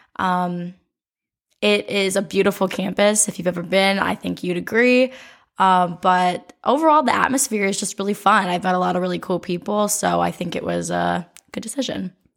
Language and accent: English; Oregon, Ohio, United States; I was born in Oregon, Ohio